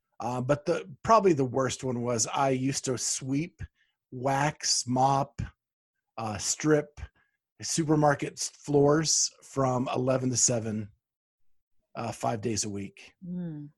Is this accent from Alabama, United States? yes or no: no; Pennsylvania, United States; That was in Pennsylvania. Oh, okay. In my hometown.